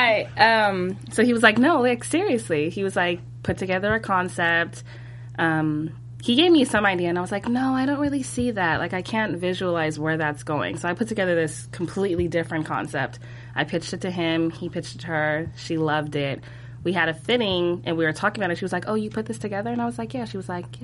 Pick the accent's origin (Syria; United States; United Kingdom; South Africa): United States; Northern California; moved away as an adult; I'm actually from Northern California.